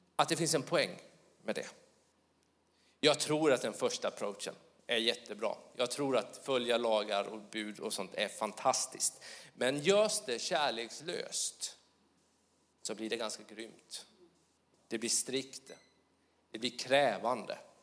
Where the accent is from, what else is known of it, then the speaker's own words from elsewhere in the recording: Småland, Sweden; accent: Småland; min dialekt, Småland.